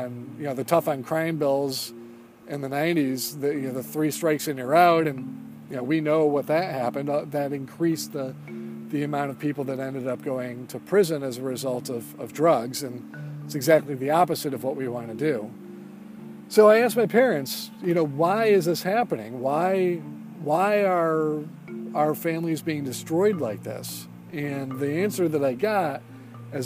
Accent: Sterling Heights, Michigan, United States; also born or lived in Eastpointe, Michigan; my parents moved to Sterling Heights, which is a suburb of Detroit. And I grew up there in Sterling Heights

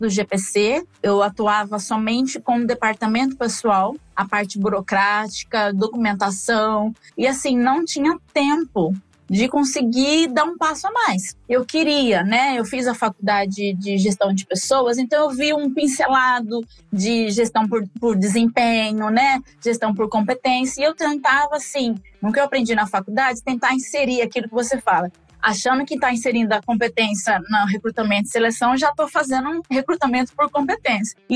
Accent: Presidente Prudente, São Paulo, Brazil; now in Maringá, Brazil; agora eu moro atualmente em Maringá, Paraná, mas eu vim de Presidente Prudente, interior de São Paulo, né?

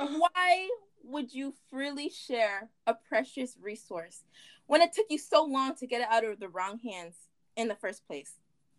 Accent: United States; I'm African, but I'm African American, so I don't really have an accent. Or I was born in America.

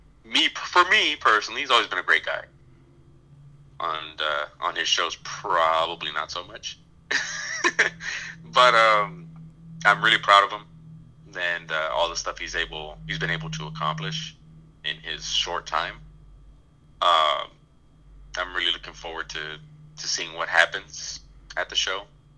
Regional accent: Robstown, Texas, United States; In my hometown, or our hometown, right? Of Robstown?

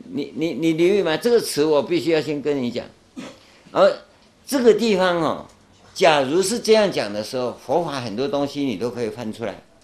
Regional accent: Taiwan; first language Taiwanese Hokkien; Chinese is a second language; 我们在台湾啊，那时候台湾刚光复啊，教我们讲国语啊

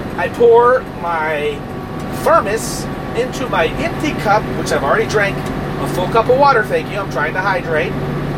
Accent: Brooklyn, New York, United States; also born or lived in New Jersey / California; Anyways, Brooklyn, what's up? Shout out. And, okay, I grew up in Brooklyn, I moved to Jersey, and then I moved to fucking Cali.

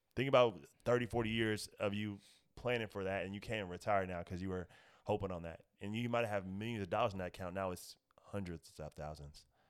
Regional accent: Indianapolis, Indiana, United States; moved away as an adult; now in Los Angeles, United States; I'm originally from Indianapolis, Indiana, three one seven, shout out to my city

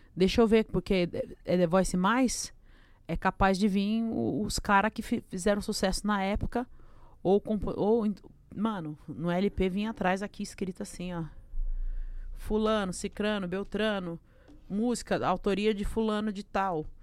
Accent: Brazil; eu sou brasileiro

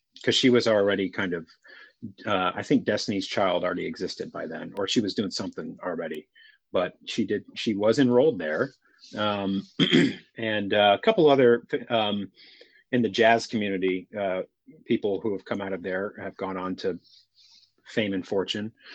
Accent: Houston, Texas, United States; born and raised in Houston, Texas

